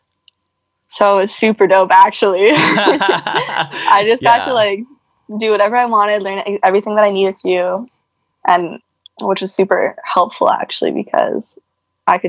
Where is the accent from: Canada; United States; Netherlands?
Canada; Saskatchewan; moved away as an adult; also born or lived in Kelowna, Canada; now in Vancouver, Canada; I'm actually from Saskatchewan. And then I moved out to Kelowna